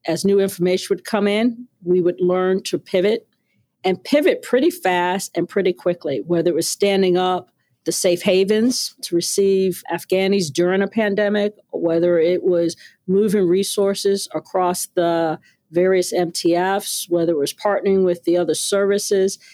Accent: New York City, New York, United States; moved away as an adult; also born or lived in Brooklyn, New York; raised in Queens

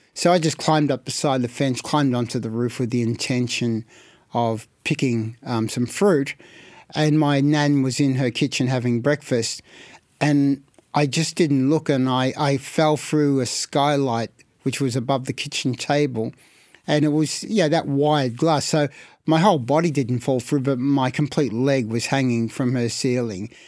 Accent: Carlton, Victoria, Australia; I was born in Carlton, and we had two houses in Carlton immediately next door to each other

